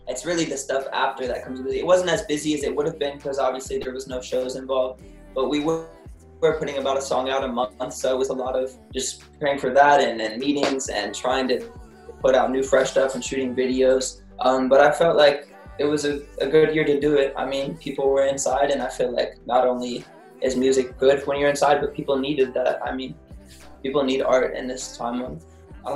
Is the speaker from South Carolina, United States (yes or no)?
no; Louisville, Kentucky, United States; moved away; I grew up in Louisville, Kentucky, and my sister still lives here, so I'm visiting them right now